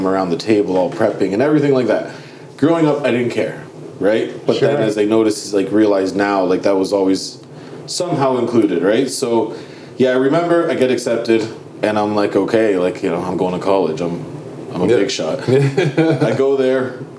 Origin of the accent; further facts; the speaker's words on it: Woodstock, Ontario, Canada; moved away as an adult; also born or lived in Cambridge, Ontario / St. Catharines, Ontario; I grew up in Woodstock